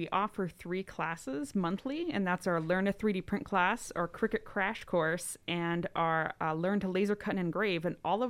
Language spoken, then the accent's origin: English; Erie, Pennsylvania, United States; I was born and raised here, and I never left.